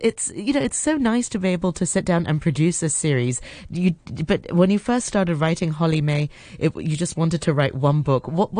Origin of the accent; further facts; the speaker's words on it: Hong Kong; Growing up in Hong Kong